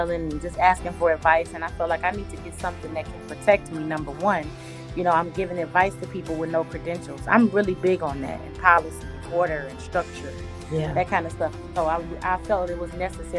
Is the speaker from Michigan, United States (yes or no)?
yes; Detroit, Michigan, United States; So I'm from Detroit, Michigan, born and raised in Detroit, Michigan. I'm a Motown girl